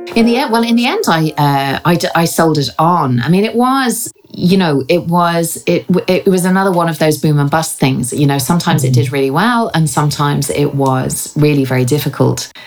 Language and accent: English; Ireland; moved away as an adult; also born or lived in England; now in London, United Kingdom; I was born in England, educated, uh, and uh, in Ireland, and lived there until I was about twenty four.